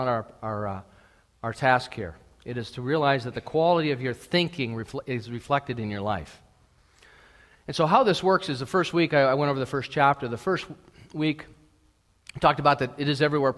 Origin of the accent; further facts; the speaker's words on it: United States; now in Canada; I'm an American that enjoys living here